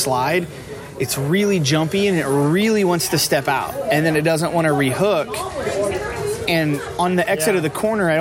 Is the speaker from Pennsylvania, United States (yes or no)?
no; Indiana, United States; now in California, United States; I grew up in Indiana.